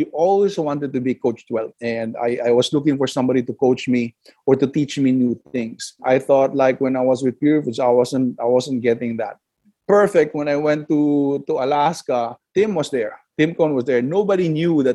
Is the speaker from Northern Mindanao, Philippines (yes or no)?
yes; Cagayan de Oro, Northern Mindanao, Philippines; moved away; I was born in Cagayan de Oro. I was born okay. And raised there.